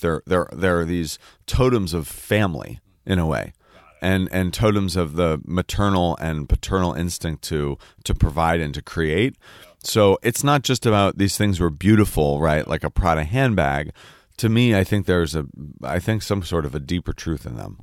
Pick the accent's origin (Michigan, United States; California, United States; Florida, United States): California, United States; the Peninsula, Silicon Valley, Northern; moved away; also born or lived in San Francisco; I was born in San Francisco. And then we grew up on the peninsula in what is now known as Silicon